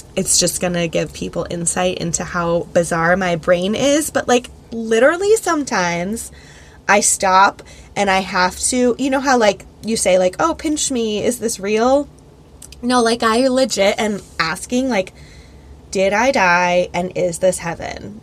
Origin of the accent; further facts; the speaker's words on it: Philadelphia, Pennsylvania, United States; moved away as an adult; now in South Florida, United States; we're from Philly